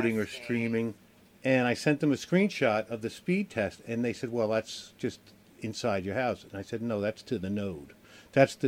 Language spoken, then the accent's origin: English; New York, United States; moved away; I'm from New York